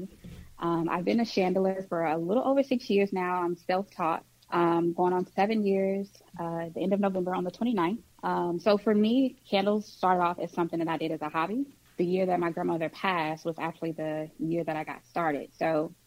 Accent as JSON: {"language": "English", "town": "St. Louis", "region": "Missouri", "country": "United States", "tie": "born or raised there", "moved": "as an adult", "lives_now": "Texas, United States", "said": "Born and raised in St. Louis"}